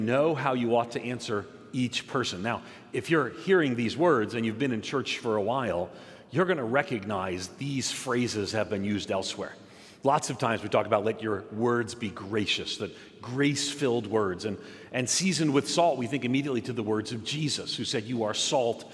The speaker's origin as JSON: {"language": "English", "region": "outside of New York City", "country": "United States", "tie": "born or raised there", "said": "I grew up nominally Catholic in New York, outside of New York City"}